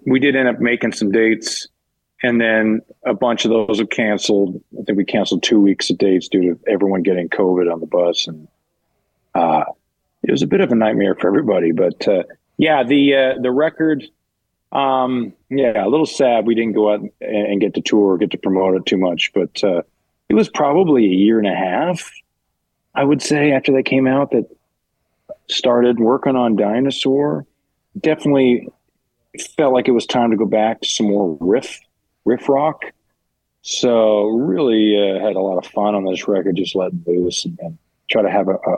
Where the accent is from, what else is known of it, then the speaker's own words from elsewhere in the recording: Canada; now in Los Angeles, United States; all of us being growing up in Canada